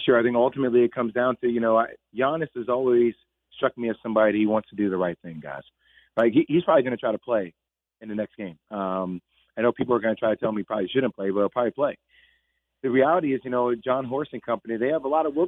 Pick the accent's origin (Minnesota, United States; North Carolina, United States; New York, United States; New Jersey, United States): New Jersey, United States; we're both from Jersey. We're both from St. Joseph Metuchen.